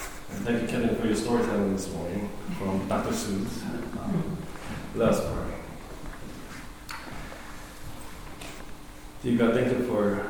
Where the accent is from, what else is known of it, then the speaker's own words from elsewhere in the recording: South Korea; moved away; when I was growing up in Korea